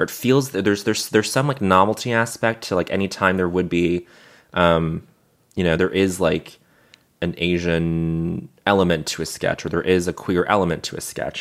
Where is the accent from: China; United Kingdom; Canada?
Canada; Montreal, Quebec; growing up in Montreal